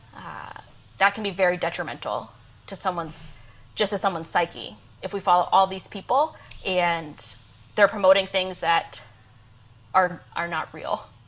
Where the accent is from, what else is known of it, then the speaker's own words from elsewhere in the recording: Maine, United States; moved away as an adult; also born or lived in Georgia / Nashville, Tennessee; now in Augusta, Georgia, United States; I'm originally from Maine